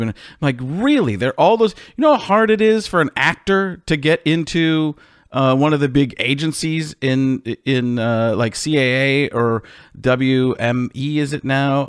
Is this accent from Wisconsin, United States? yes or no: yes; Milwaukee, Wisconsin, United States; I grew up in Milwaukee